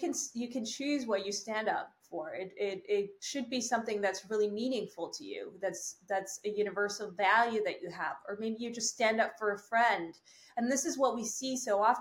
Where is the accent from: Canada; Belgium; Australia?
Canada; I am a Canadian